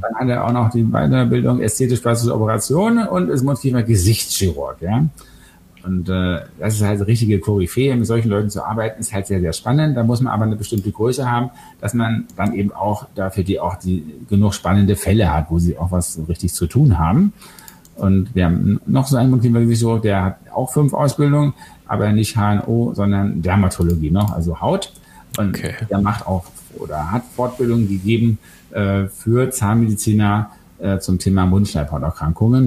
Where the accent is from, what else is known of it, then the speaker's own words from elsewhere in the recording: Berlin, Germany; ich komme aus Westberlin